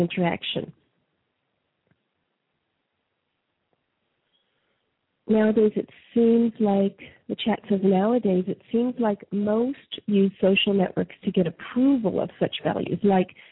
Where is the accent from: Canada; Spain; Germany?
Canada; moved away; I was raised in Canada.